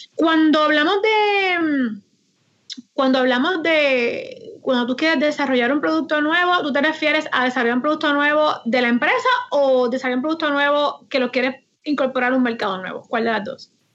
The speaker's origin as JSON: {"language": "Spanish", "town": "Aguada", "country": "Puerto Rico", "moved": "yes", "lives_now": "Moca, Puerto Rico", "said": "Yo soy original de Aguada"}